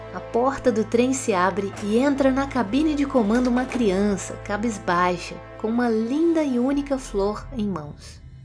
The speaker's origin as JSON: {"language": "Portuguese", "region": "Minas Gerais", "country": "Brazil", "accent": "mineirês", "said": "como mineirinha que sou"}